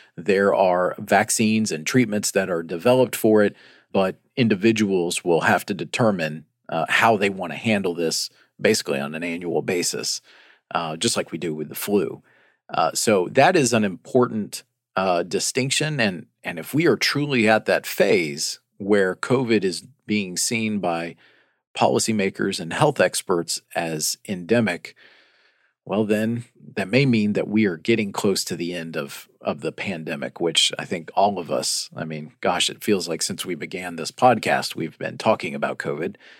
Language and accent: English; Chattanooga, Tennessee, United States; moved away; my hometown of Chattanooga, Tennessee